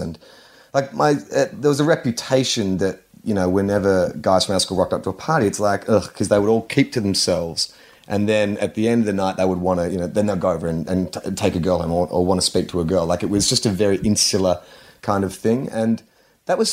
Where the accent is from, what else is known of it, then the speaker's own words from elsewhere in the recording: Melbourne, Victoria, Australia; I said, Brighton.